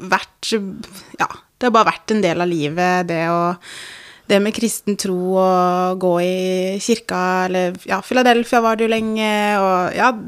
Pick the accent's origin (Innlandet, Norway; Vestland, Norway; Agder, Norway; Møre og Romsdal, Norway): Agder, Norway; Grimstad; Ja. Jeg er fra Grimstad. Mm. Det er det ingen som tror på når de hører at jeg snakker